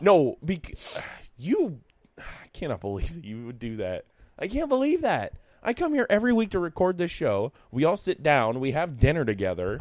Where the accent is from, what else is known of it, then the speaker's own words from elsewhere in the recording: Newark, United States; I'm from Newark